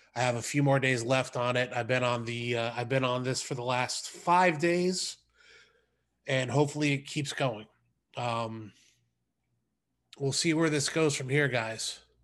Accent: United States; as an American

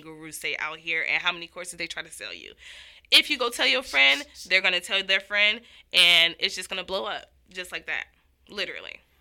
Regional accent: Miami, Florida, United States; I'm from Miami, Florida

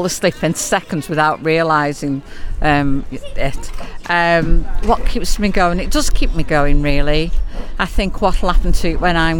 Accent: Stoke-on-Trent, West Midlands, United Kingdom; I was born in Burslem 74 years ago, but I was born in Burslem and I love the place.

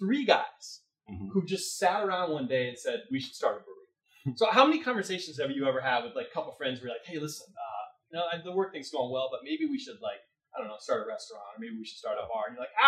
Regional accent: California, United States; born there; also born or lived in Oregon / Connecticut; So I was born in California, moved to Oregon, moved back to California, lived in the Bay Area for a little bit, moved to Connecticut, lived outside of Fairfield in a little town called

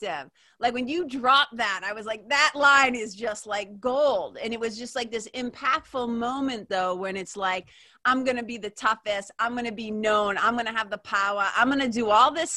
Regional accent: Lawrence, Massachusetts, United States; I was like a poor kid growing up in Lawrence

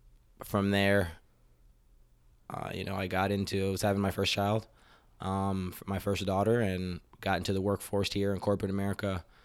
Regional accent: Florida, United States; moved away as an adult; also born or lived in North Carolina / Queens, New York; now in Minnesota, United States; I was in Florida since I was three. Okay. Three until I left college.

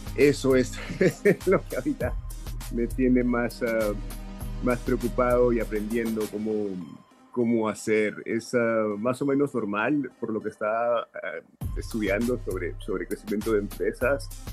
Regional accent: Peru; now in Sarasota, United States; Soy originalmente de Perú

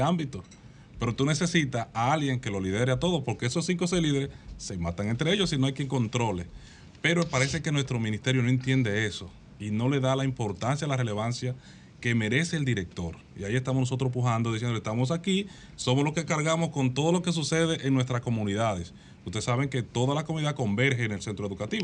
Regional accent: Las Matas de Farfán, San Juan, Dominican Republic; moved away; Soy de las matas de Farfán

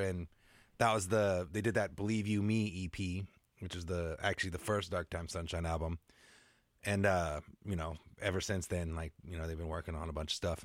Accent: Seattle, Washington, United States; moved away as an adult; I grew up in the Seattle area

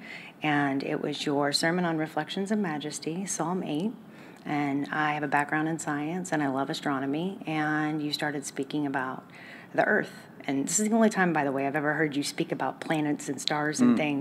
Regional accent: Dallas, Texas, United States; moved away; I'm from Dallas originally

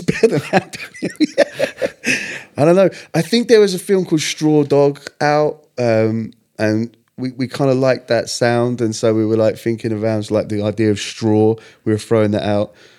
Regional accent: Stevenage, East of England, United Kingdom; I was born in Stevenage

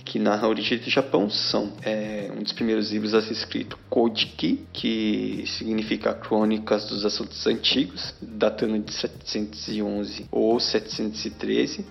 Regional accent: Brazil; nós brasileiros

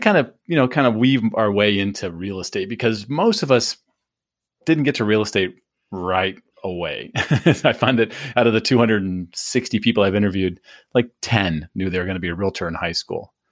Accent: California, United States; I grew up in California

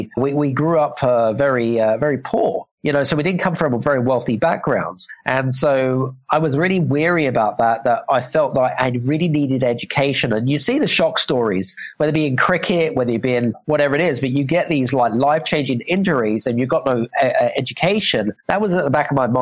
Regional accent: United Kingdom; accent: British; now in Cyprus; I'm British because I've got a British accent

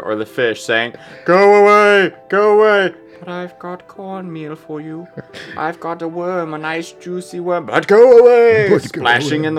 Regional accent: Wausau, Wisconsin, United States; I'm a Wisconsin boy. I was born and raised in Wausau, Wisconsin

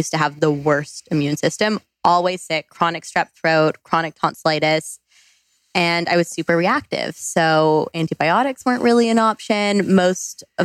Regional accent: Canada; also born or lived in British Columbia; I went to school in British Columbia. I'm from Canada.

